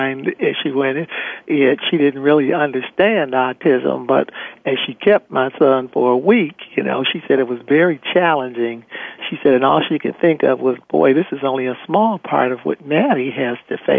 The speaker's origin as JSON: {"language": "English", "region": "Michigan", "country": "United States", "also_born_or_lived": "Ohio", "moved": "yes", "said": "I was originally from Michigan, but I moved to Ohio"}